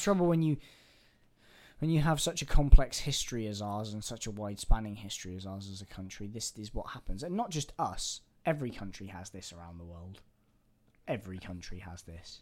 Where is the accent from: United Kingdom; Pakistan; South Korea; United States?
United Kingdom; England; I'm an Englishman